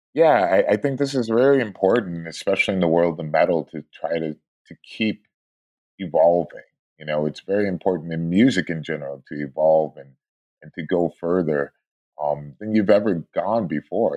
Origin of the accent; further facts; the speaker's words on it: Shaker Heights, Ohio, United States; also born or lived in Sao Paulo, Brazil; now in Los Angeles, United States; I was born and raised there uh, in a suburb uh, called Shaker Heights